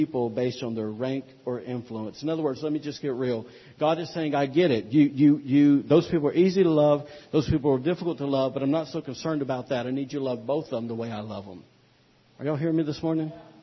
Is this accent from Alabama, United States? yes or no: yes; Alabama, United States; moved away; also born or lived in Louisiana / North Carolina; I'm from Alabama